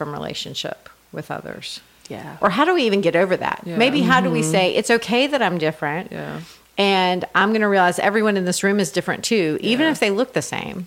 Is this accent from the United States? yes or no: yes; United States; also born or lived in United Kingdom